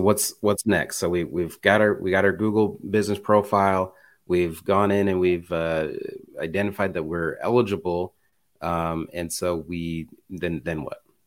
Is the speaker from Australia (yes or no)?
no; Indiana, United States; I'm from Indiana